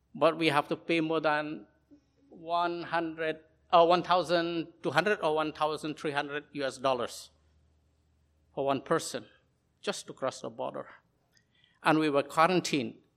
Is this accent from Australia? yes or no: no; Shillong, Meghalaya, India; moved away as an adult; also born or lived in Hong Kong / China; We are in the northeast of India